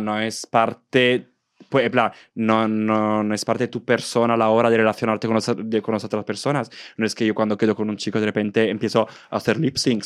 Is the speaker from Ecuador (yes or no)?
no; Southern Italy, Italy; Spanish is a second language; moved away as an adult; also born or lived in Valencia, Spain; now in Madrid, Spain; mi pueblo ahora se ha convertido en uno de los pueblos más turísticos del sur de Italia